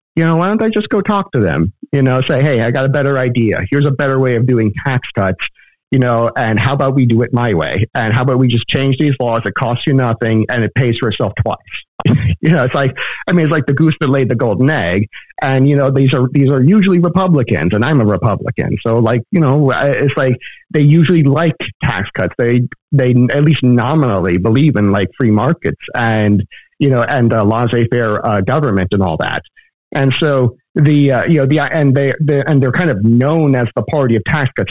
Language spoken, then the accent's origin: English; Florida, United States; now in Texas, United States; I was born and raised in Florida